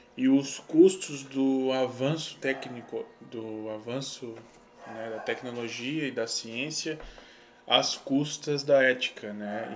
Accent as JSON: {"language": "Portuguese", "region": "Santa Catarina", "country": "Brazil", "said": "a gente é de Santa Catarina"}